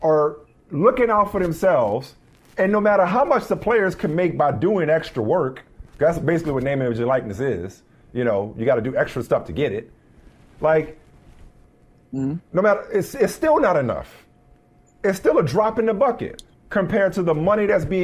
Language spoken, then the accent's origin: English; New Orleans, Louisiana, United States; I grew up in New Orleans